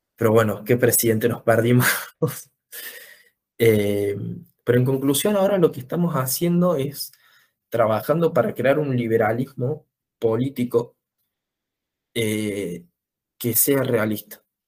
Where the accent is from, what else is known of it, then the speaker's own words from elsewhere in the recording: Córdoba, Argentina; nací en Córdoba, vivo en Córdoba desde siempre, eh, en el barrio del Verde